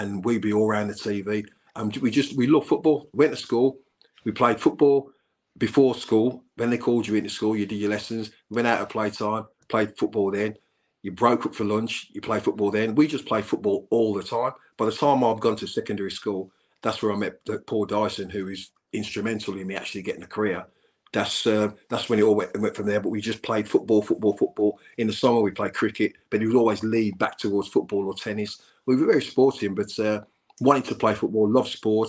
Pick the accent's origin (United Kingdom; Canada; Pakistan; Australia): United Kingdom; Birmingham, West Midlands; also born or lived in Maypole, Birmingham; I was born in Kingsheath, and but we moved to the Maypole. Now Kingsheath and Maypole, it's all Blues